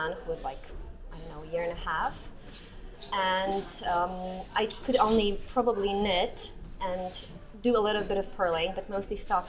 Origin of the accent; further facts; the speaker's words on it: Poland; English is a second language; I come from Poland and I live in Toruń